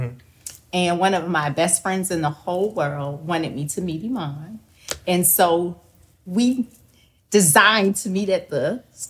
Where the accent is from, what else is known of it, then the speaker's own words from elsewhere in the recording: Jacksonville, Florida, United States; I'm from Duval.